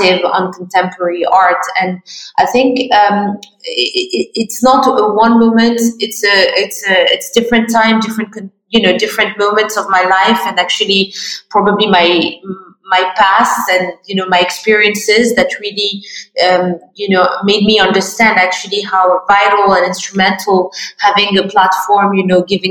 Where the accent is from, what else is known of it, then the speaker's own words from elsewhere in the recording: Morocco; I'm Moroccan, yes. French. I grew up in Morocco.